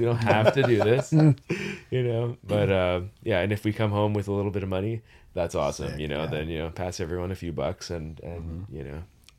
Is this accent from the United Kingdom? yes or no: no; Sudbury, Ontario, Canada; I grew up in Ontario.